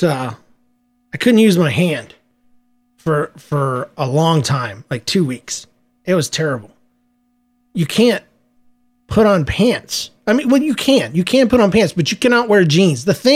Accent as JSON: {"language": "English", "region": "Georgia", "country": "United States", "said": "I'm from Georgia. We don't like wearing shoes."}